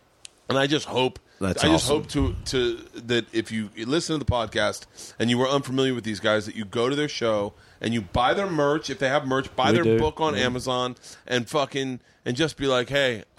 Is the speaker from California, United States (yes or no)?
no; New York, United States; And I was like, I'm from New York.